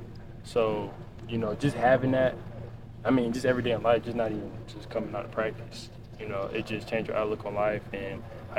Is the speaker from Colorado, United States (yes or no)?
no; Alabama, United States; Because I'm from Alabama, so, you know, just wanted to be by my family.